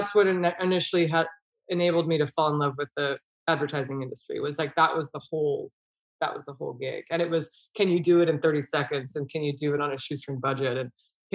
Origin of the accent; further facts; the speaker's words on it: Bay Area, California, United States; I grew up in the Bay Area, but we are very close to the Sierra Nevada mountains